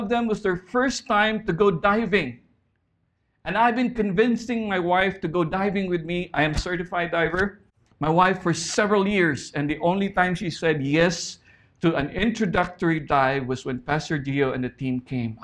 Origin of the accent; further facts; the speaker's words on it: Philippines; moved away as an adult; now in Saipan, Northern Mariana Islands; We grew up in the Philippines